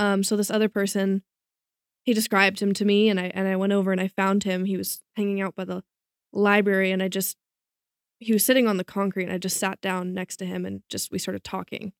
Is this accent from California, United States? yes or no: yes; Bay Area, California, United States; moved away as an adult; now in Malibu, United States; I'm from the Bay Area